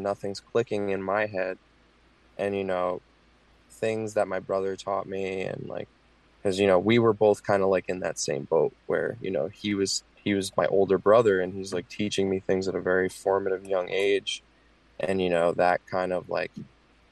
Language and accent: English; Point Pleasant, New Jersey, United States; now in Tampa, United States; originally, I'm from New Jersey, Point Pleasant. It's a really fucked up small town